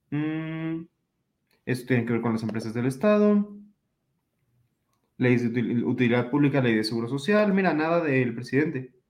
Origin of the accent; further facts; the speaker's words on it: Mexico; Es decir, yo soy mexicano